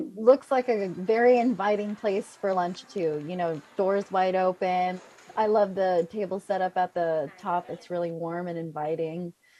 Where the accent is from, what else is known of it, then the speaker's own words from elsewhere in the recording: San Francisco, California, United States; I grew up in the Clement district of San Francisco, where there's a lot of different Asian cuisines.